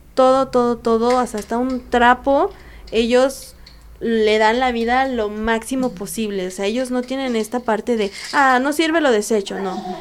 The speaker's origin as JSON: {"language": "Spanish", "country": "Mexico", "said": "yo soy la primera mexicana en irme bajo el programa de OISCA México"}